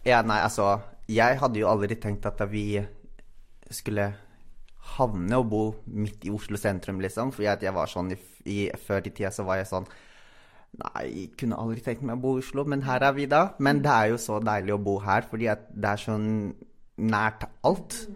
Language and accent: Norwegian; Philippines; Norwegian is a second language; now in Norway; jeg kom jo fra Filippinene.